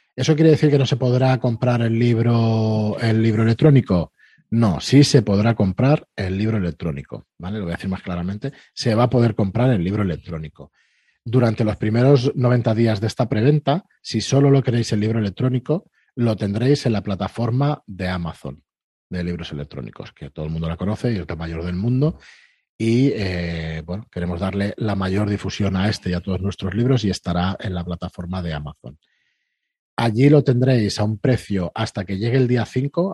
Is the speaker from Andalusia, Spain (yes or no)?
no; Barcelona, Catalonia, Spain; nosotros somos de Barcelona, estamos aquí al lado